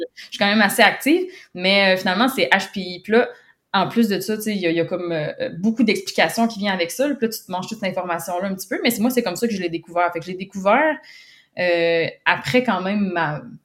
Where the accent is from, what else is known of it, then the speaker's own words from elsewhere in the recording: Quebec, Canada; j'habite au Québec, Canada. je suis née au Québec, je, suis encore au Québec